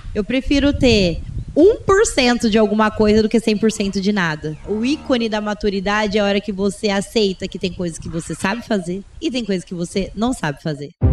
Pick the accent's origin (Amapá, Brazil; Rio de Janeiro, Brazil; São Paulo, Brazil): São Paulo, Brazil; Oriente; eu sou do interior de São Paulo, cidade de Oriente, venho de uma família muito simples